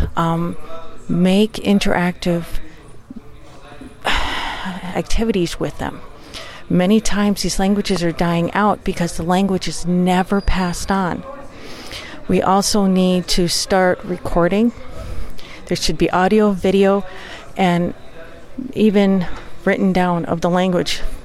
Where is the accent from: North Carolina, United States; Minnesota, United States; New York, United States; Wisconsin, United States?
Wisconsin, United States; St. Croix tribe; I'm Ojibwa from the St. Croix tribe of uh, Ojibwa in Wisconsin and the United States